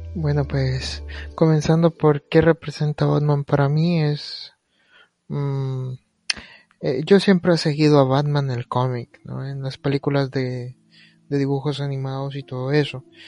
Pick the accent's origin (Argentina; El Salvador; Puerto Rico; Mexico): El Salvador; nosotros somos del El Salvador